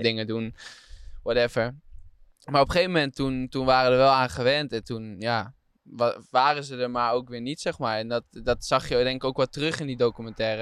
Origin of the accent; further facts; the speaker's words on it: Diepenveen, Overijssel, Netherlands; ik kom uit Diepenveen, dat is gemeente Deventer